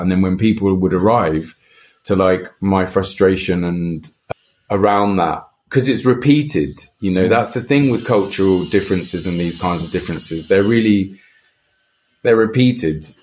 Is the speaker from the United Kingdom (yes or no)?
yes; England, United Kingdom; moved away; also born or lived in Brazil; I come from England, we talk in very monotone and quite like a low level